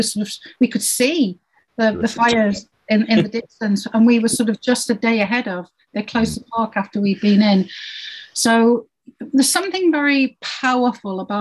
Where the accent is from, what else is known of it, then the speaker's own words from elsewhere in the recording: Yorkshire and the Humber, United Kingdom; I grew up in Yorkshire